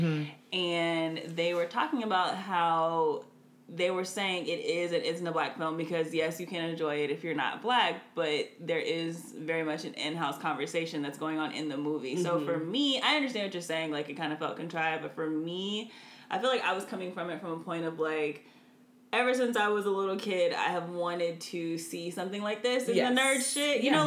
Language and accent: English; United States; I am an American